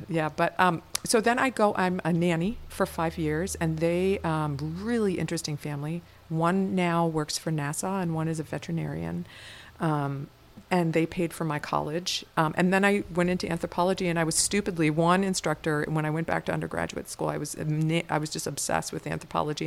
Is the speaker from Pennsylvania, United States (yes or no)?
yes; Gettysburg, Pennsylvania, United States; now in Minnesota, United States; I grew up in um, at, on a farm outside of Gettysburg, Pennsylvania